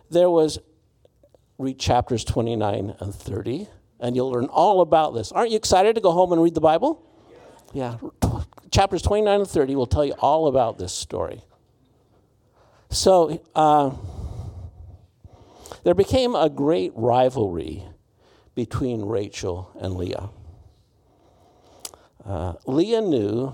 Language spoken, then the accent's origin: English; Utah, United States; I'm from Utah.